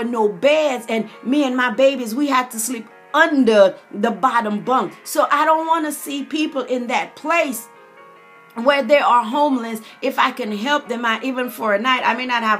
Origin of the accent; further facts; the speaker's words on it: St. Lucia; Growing up on the Caribbean island of St. Lucia